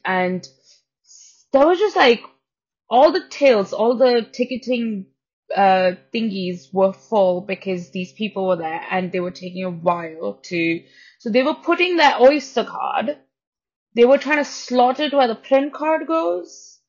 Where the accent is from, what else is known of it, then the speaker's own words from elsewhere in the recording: Pune, Maharashtra, India; English is a second language; now in London, United Kingdom; because I came from Pune in India, and it's so populated that London seems like, all right, there are people.